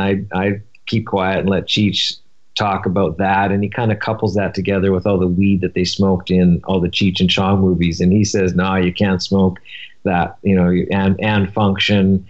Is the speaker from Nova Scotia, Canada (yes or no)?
no; Vancouver, British Columbia, Canada; now in Silver Lake, Los Angeles, United States; So I grew up in Vancouver, and it was a very hippie